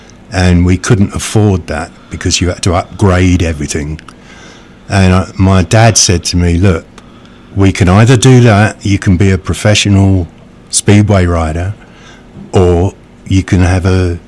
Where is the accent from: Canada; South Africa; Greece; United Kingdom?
United Kingdom; England; Being English, pretty standoffish, you know. Shaking hands and hugging is not natural, but I've been here so long that I hug and shake hands all the time.